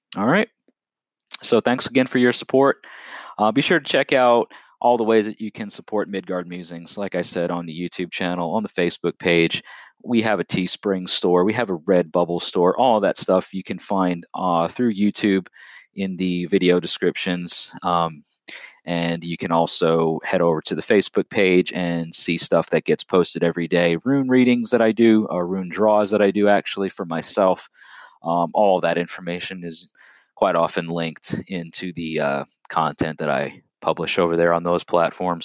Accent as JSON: {"language": "English", "area": "Long Island", "region": "New York", "country": "United States", "tie": "born or raised there", "also_born_or_lived": "Lower Hudson Valley, Orange County, New York", "said": "I'm originally from the state of New York. Okay, I'm, I'm from the United States of America, born and raised on Long Island"}